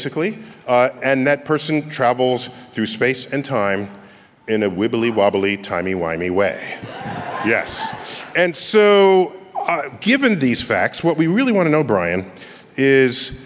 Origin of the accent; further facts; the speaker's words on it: New York City, New York, United States; It's my hometown